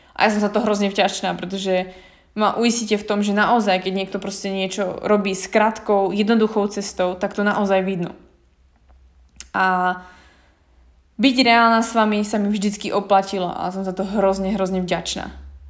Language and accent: Slovak; Slovakia; moved away; mohla som zostať v malom meste na Slovensku